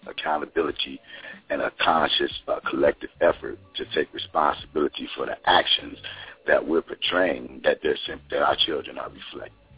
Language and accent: English; Chicago, Illinois, United States; I was uh, born and raised in Chicago